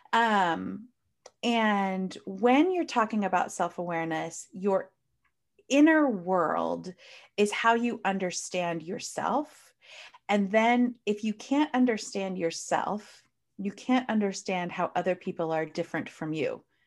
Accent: United States; I clearly live in the United States. Well, at least I'm clearly from the United States. You can hear from my accent.

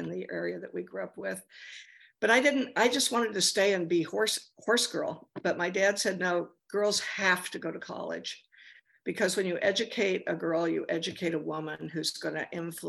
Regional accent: near Grand Junction, Western Colorado, United States; now in Los Angeles, United States; I grew up in Western Colorado in a very small town near Grand Junction

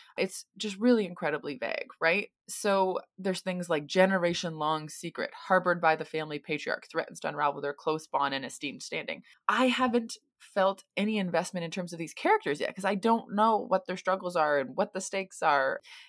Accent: United States; now in Sydney, Australia; I'm an American currently living in Sydney, Australia, and this would be my publishing debut.

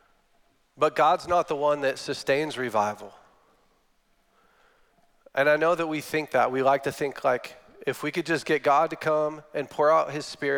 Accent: Northern California, United States; I'm from Northern California, which is different than the California that you're thinking about

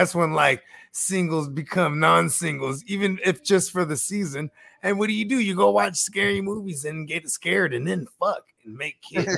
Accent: Northern California, United States; Cause I'm from Northern Cali, you know what I mean? And like in field trips, we'll go up and go see like the redwoods and shit like that. It's like the sticks.

